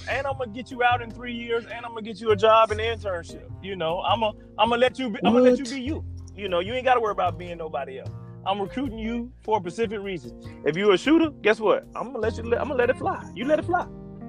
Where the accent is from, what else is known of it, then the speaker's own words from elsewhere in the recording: the South, United States; …, great lyricist. I'm from the South.